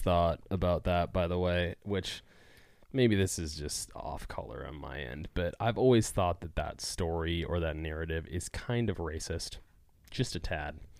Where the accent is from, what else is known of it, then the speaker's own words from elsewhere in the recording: California, United States; I'm from California